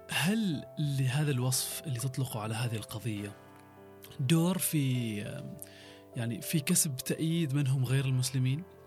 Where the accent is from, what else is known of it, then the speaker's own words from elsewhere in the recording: Oman; عندنا في عمان لدى الشباب العماني